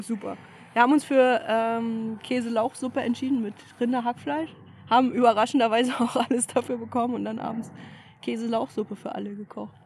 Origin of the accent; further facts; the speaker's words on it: Germany; von vielen als Deutsche erkannt